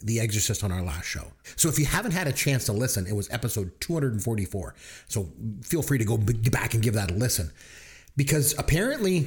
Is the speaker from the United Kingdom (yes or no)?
no; Canada; accent: Canadian; I'm Canadian, and we just pronounce stuff weird